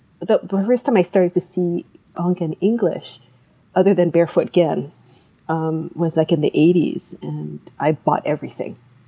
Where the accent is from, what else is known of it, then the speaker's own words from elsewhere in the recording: Hawaii, United States; I grew up in Hawaii, and Hawaii has a lot of Japanese Americans